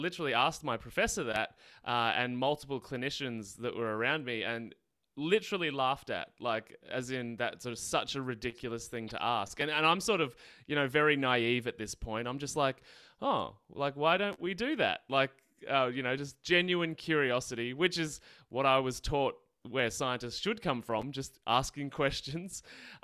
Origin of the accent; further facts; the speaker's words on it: Australia; accent: Australian; So I'm in Australia, obviously can tell by my accent. I grew up in the countryside